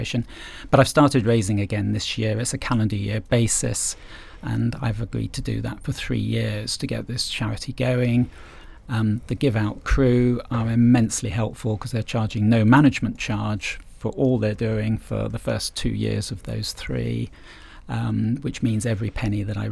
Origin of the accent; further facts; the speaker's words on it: England, United Kingdom; we're English